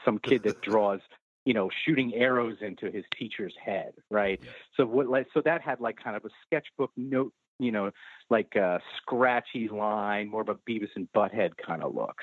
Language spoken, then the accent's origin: English; New York City, New York, United States; We've had my studio running in Brooklyn for 22 years now